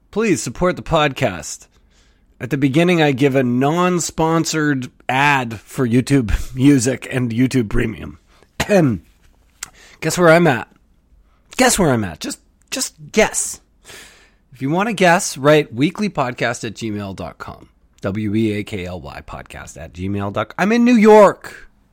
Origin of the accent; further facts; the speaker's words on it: Canada; I'm from Canada.